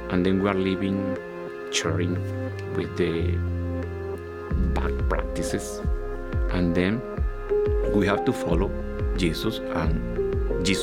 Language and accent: English; Venezuela; now in Plainfield, United States; from Venezuela.